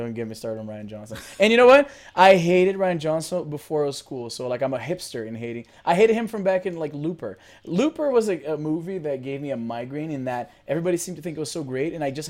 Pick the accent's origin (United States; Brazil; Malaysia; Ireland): Brazil; now in Canada; I'm originally from Brazil, but I live in Canada now. I have been living here for the last 17 years.